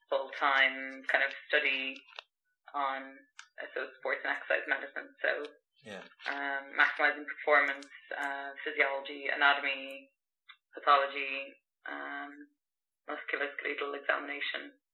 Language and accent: English; Ireland; moved away as an adult; also born or lived in France / South America; I loved Ireland. I loved home.